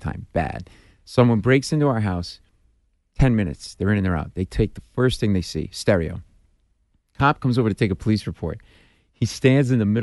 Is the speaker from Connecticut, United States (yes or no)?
no; Providence, Rhode Island, United States; moved away as an adult; also born or lived in Washington, D.C.; now in New York, United States; I grew up in Providence, an Italian neighborhood, you know, Charles Street